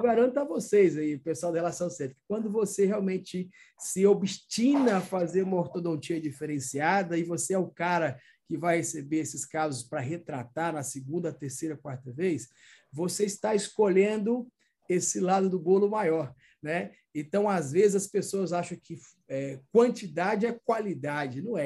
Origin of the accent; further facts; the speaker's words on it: Minas Gerais, Brazil; now in Northeast Brazil, Brazil; sou mineiro, mas estamos aqui no Nordeste